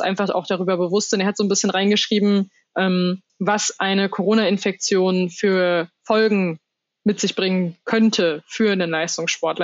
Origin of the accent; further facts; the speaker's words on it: Germany; bei uns in Deutschland